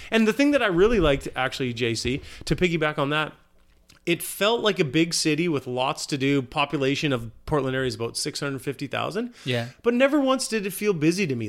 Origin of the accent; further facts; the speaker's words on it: Victoria, British Columbia, Canada; I'm from Victoria